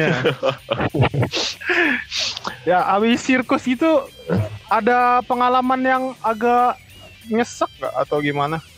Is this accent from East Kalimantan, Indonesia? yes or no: yes; Balikpapan, East Kalimantan, Indonesia; Saya juga dari Balikpapan.